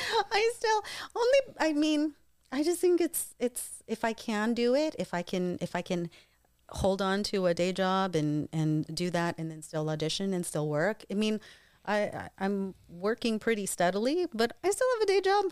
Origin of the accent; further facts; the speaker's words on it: Eastern Washington, United States; also born or lived in New York / Davao, Philippines (family); I was born in New York and then grew up mostly in Eastern